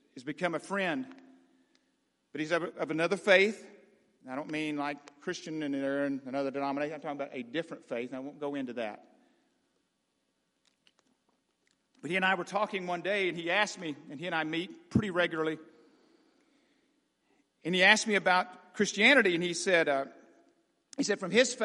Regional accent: Arkansas, United States; I grew up in Arkansas

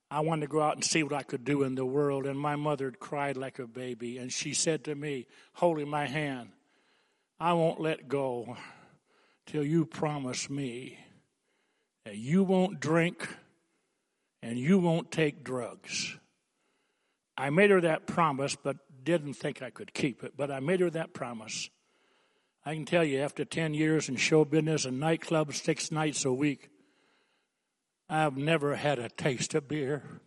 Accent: Coolidge, Arizona, United States; also born or lived in New Lothrop, Michigan; I was raised in Coolidge

